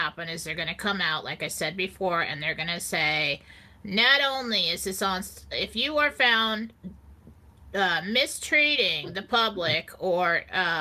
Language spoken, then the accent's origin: English; California, United States; I grew up in California. We have earthquakes all the time